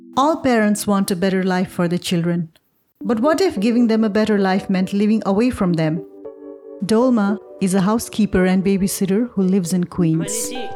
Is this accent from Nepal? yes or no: yes; Nepal; moved away as an adult; now in United States; I was born and raised in Nepal and went to college in the US